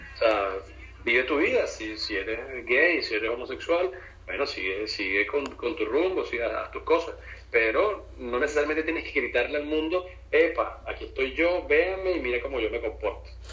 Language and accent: Spanish; Venezuela; now in Florida, United States; nuestra idiosincrasia y, como el venezolano es chistoso